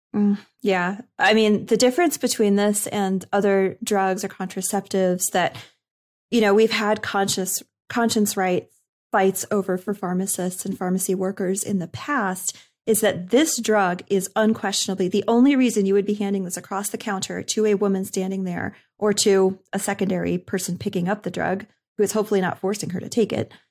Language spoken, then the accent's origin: English; Northeast, United States; I'm from the Northeast